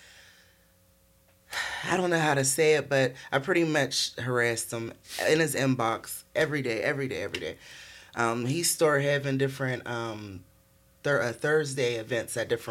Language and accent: English; Pittsburgh, Pennsylvania, United States; growing up in Pittsburgh